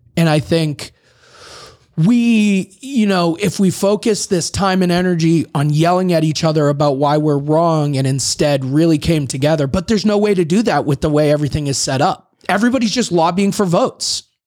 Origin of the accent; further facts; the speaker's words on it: Boston, Massachusetts, United States; I'm from Boston